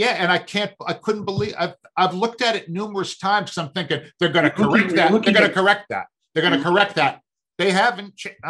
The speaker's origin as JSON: {"language": "English", "town": "Boston", "region": "Massachusetts", "country": "United States", "said": "I'm from Boston."}